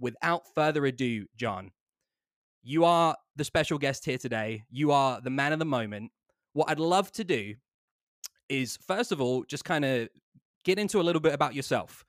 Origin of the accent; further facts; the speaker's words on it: England, United Kingdom; moved away; I come from England